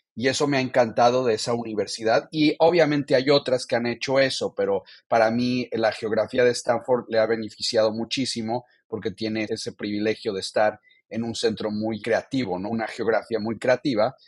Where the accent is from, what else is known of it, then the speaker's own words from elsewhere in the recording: Mexico City, Mexico; moved away; also born or lived in Tijuana / San Diego; Yo nací, crecí en México, en la Ciudad de México